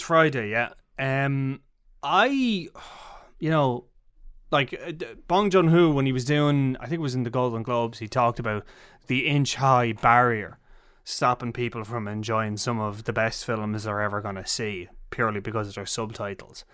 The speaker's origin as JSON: {"language": "English", "country": "Ireland", "said": "we're being Irish"}